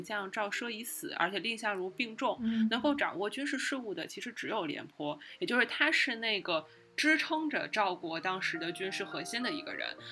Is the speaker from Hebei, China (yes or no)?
yes; Hebei, China; 我们河北人